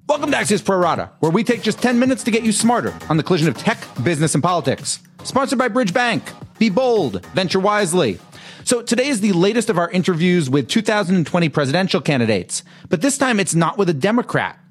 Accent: Massachusetts, United States; I'm from Massachusetts and live here

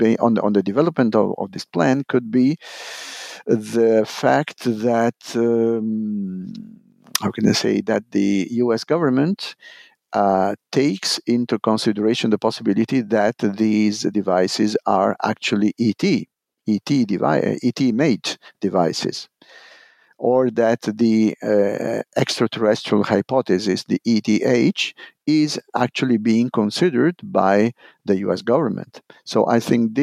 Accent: Italy; English is a second language

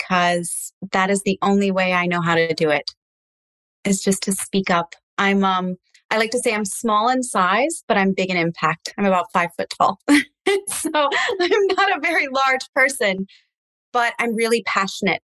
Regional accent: United States; first language English; I'm first generation, but I am English speaking. So I grew up in the United States

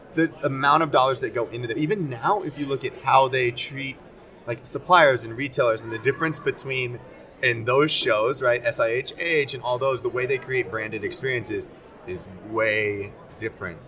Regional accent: Arlington, Texas, United States; also born or lived in South Korea; now in New York, United States; Lived, grew up in Arlington, Texas

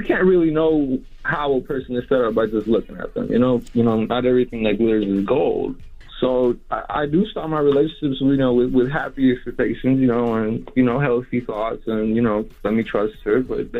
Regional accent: Houston, Texas, United States; I'm from Houston.

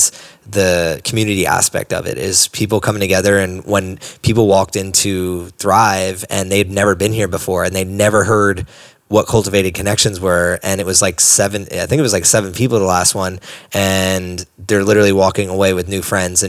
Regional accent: East Coast, United States; I'm from the East Coast

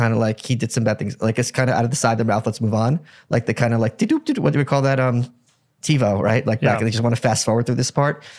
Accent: Ukraine; born there; I was born in Ukraine.

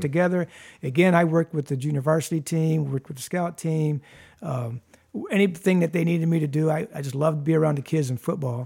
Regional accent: Toledo, Ohio, United States; also born or lived in Perrysburg, Ohio; I grew up in Toledo

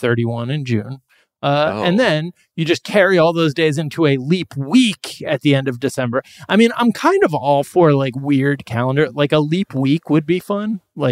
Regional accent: Dublin, Leinster, Ireland; I'm from Dublin.

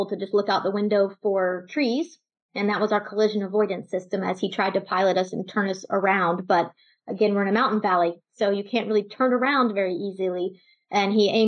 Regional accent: Texas, United States; So I'm from Texas. I grew up with a family, and I was probably the shyest kid in the family

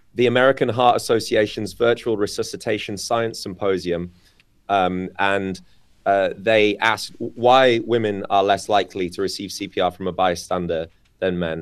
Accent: United Kingdom; moved away; the U K, my home country

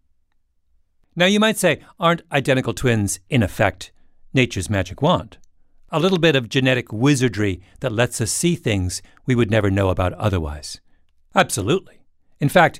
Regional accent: Waterloo, Ontario, Canada; BlackBerry, as I'm constantly reminding people, was made in my hometown

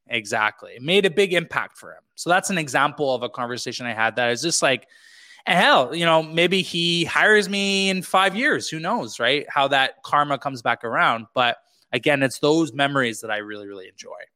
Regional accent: British Columbia, Canada; moved away as an adult; also born or lived in Quebec; back into BC, uh, British Columbia, Canada, where I grew up

